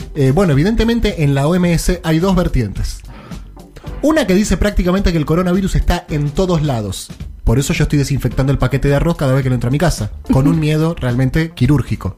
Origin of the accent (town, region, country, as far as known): Argentina